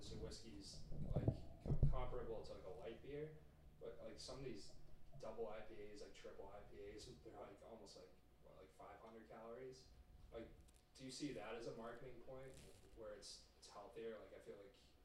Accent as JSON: {"language": "English", "town": "Westborough", "region": "Massachusetts", "country": "United States", "tie": "born or raised there", "said": "I grew up in Westboro, Mass"}